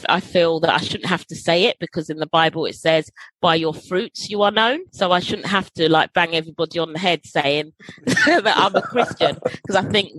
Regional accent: London, United Kingdom; I grew up in Holloway

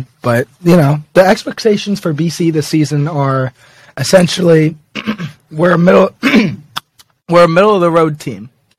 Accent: New York City, New York, United States; I'm from New York City and I've been a St. John's fan my entire life.

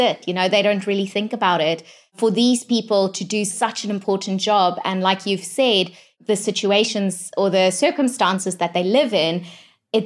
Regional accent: just outside of Johannesburg, Gauteng, South Africa; I grew up just outside of Johannesburg

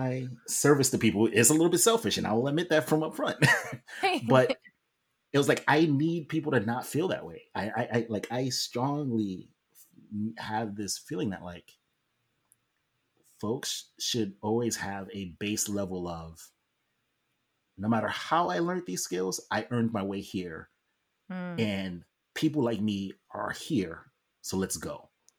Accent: New York, United States; we all worked in New York, and I'm from New York. So all my high school friends are there.

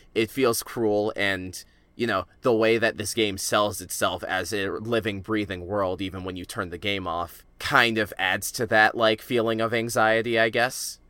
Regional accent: United States; I am an American living in the twenty tens

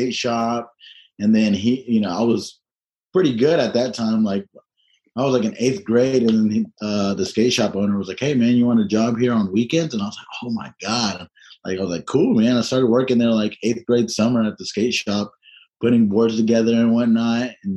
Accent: Tennessee, United States; I'm from Tennessee

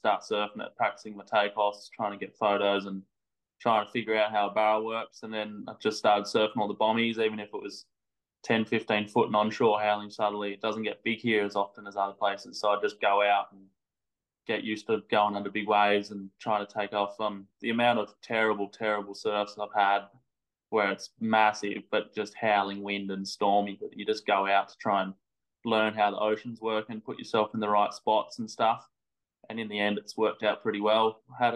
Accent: Sydney, New South Wales, Australia; I've grown up North Narrabeen, Sydney, pretty epic spot

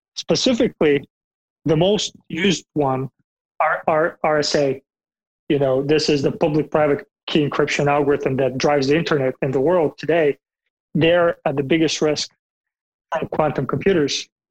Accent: Bulgaria; moved away; I'm from Bulgaria originally in Eastern Europe.

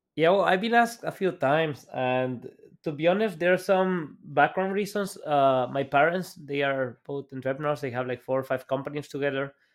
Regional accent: El Salvador; moved away as an adult; now in Germany; I'm Salvadorian. Like, I was born and raised in El Salvador

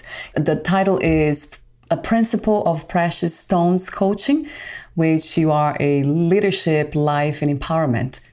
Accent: Brazil; moved away; I come from Brazil

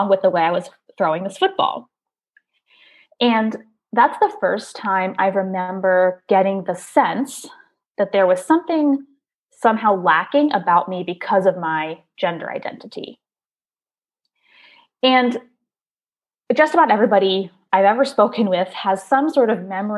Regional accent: Maryland, United States; I grew up in Maryland

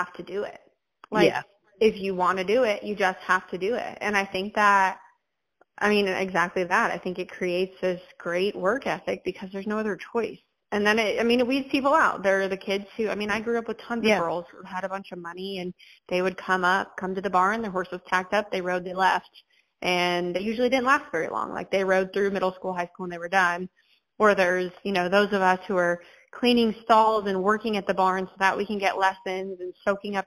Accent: California, United States; moved away; I'm from California

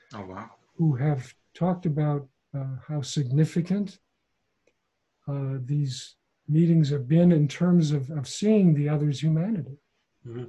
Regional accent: Midwest, United States; my hometown mm-hmm. in the Midwest

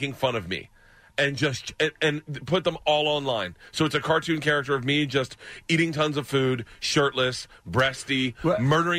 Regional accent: Tampa, Florida, United States; I was born in Tampa.

